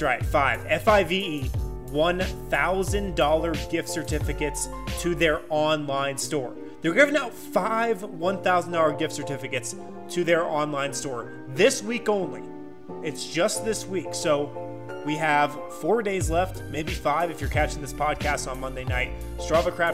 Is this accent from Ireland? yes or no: no; Boulder, Colorado, United States; born or raised there